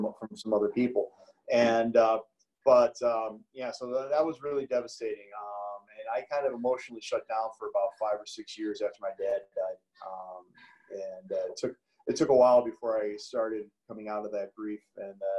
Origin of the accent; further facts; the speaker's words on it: Hinsdale, Illinois, United States; I was born in Hinsdale. I was born the youngest of five. I have three older brothers and an older sister. So I went to the local grammar school